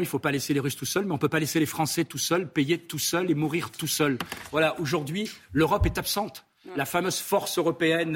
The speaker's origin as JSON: {"language": "French", "country": "France", "said": "je suis un ami de la France avant tout, puisque je suis français"}